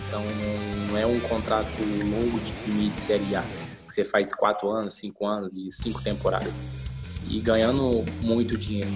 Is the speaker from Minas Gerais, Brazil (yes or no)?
yes; Uberlândia, Minas Gerais, Brazil; moved away; eu sou de Uberlândia